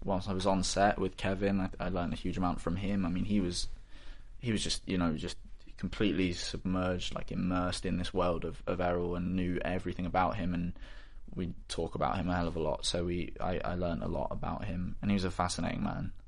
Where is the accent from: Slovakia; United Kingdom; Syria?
United Kingdom; Bristol, South West England; in the city, in Bristol, I'm from Bristol